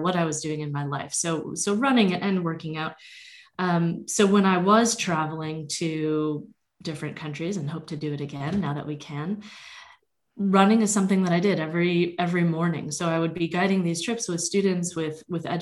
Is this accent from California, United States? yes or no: no; Vermont, United States; moved away as an adult; I grew up in Vermont and spent the first 17 years of my life there.